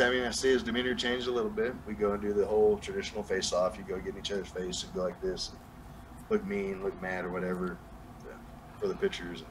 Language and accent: English; Hobbs, New Mexico, United States; accent: southern; now in Texas, United States; Hobbs, New Mexico, my hometown